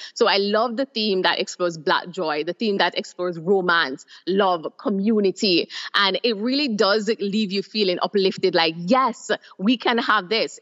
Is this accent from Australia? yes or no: no; Jamaica; moved away as an adult; now in Trinidad and Tobago; I am originally from Jamaica, but I've been living in Trinidad and Tobago for over six years.